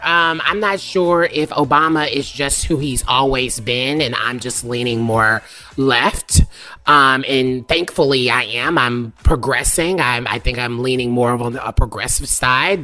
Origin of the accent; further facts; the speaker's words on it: the South, United States; I'm from the South where people used to dip